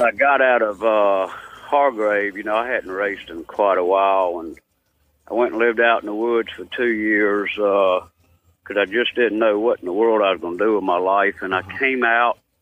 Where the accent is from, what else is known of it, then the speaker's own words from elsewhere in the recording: Danville, Virginia, United States; also born or lived in Halifax County, Virginia; I was born in Danville, Virginia, about 30 miles uh, uh, west of us.